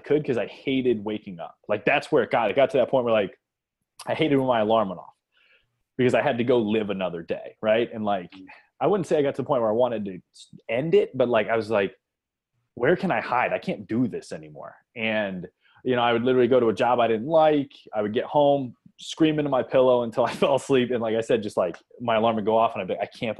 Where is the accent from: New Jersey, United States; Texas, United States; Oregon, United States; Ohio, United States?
Ohio, United States; Akron; I grew up in Akron, Ohio